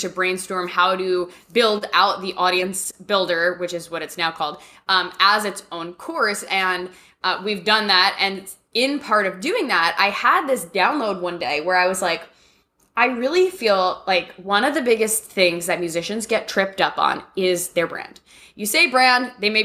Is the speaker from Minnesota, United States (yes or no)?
no; New York, United States; moved away as an adult; now in Nashville, United States; I grew up in New York